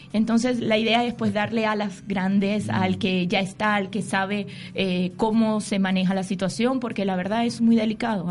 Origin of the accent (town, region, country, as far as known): Venezuela; moved away